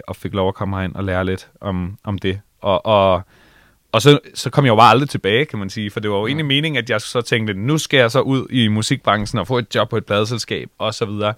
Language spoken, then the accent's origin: Danish; Allinge, Capital Region of Denmark, Denmark; moved away; Jeg kommer fra Allinge på Bornholm